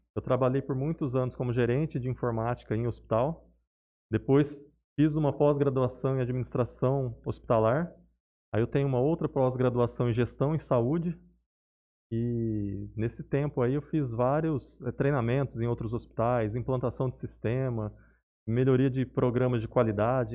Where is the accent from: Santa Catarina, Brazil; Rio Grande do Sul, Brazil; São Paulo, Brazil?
São Paulo, Brazil; Barretos; moved away as an adult; now in Jales, Brazil; eu sou natural de Barretos